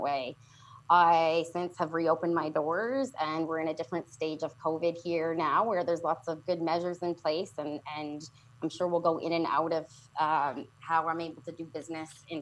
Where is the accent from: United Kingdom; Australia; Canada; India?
Canada; I'm Canadian